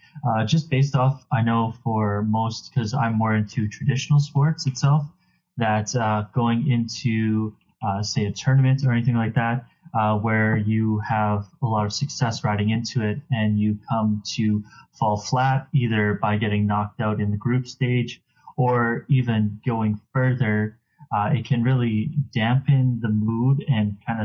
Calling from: Regina, Saskatchewan, Canada; I am calling from Regina, Saskatchewan.

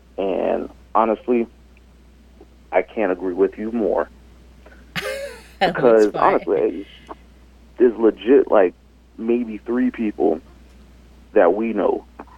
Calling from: Savannah, Georgia, United States; I'm calling from Savannah, Georgia.

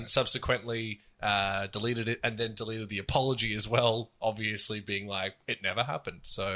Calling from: Spain; first language Spanish; English is a second language; I am in Spain.

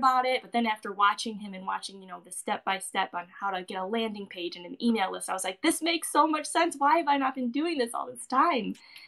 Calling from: Michigan, United States; From Michigan.

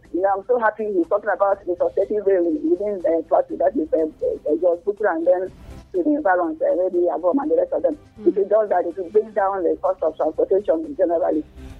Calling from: Russia; I don't know, I'm calling from Russia.

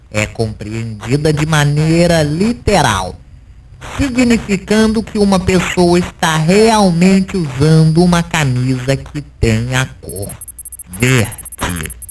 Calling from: Lajinha, Minas Gerais, Brazil; Eu sou aqui de Lajinha e eu fui até a farmácia, paguei fácil para comprar o ingresso do …, área VIP

